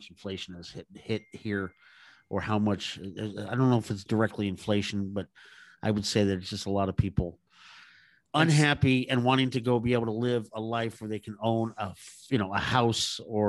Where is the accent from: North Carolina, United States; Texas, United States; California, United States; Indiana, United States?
California, United States; I'm from Southern California originally. So I moved all around.